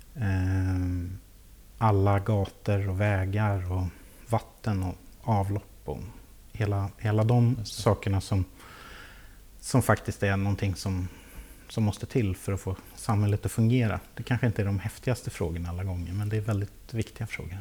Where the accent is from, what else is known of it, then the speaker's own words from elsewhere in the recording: Lästringe, Södermanland, Sweden; also born or lived in Nyköping; now in Vagnhärad, Sweden; så är jag uppväxt i, i Lästringen